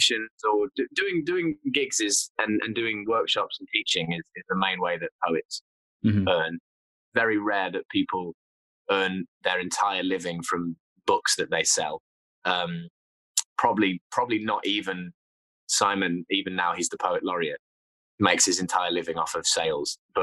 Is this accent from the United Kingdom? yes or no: yes; Nottingham, East Midlands, United Kingdom; I'm from Nottingham